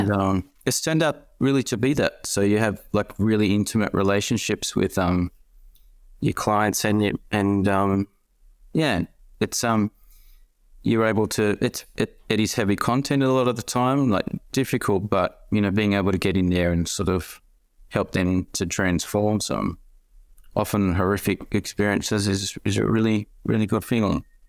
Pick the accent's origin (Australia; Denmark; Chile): Australia; Sydney, New South Wales; moved away as an adult; now in Melbourne, Australia; I was born in Sydney and, um, moved